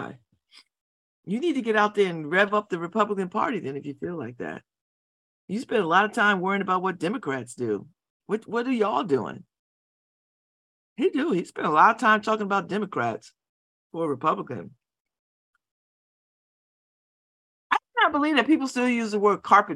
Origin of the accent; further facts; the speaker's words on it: New Haven, Connecticut, United States; I'm from New Haven